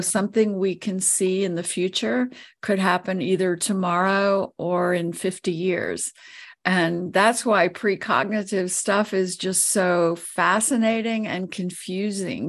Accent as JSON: {"language": "English", "town": "New Orleans", "region": "Louisiana", "country": "United States", "tie": "born or raised there", "moved": "yes", "lives_now": "Colorado, United States", "said": "I was born and raised there"}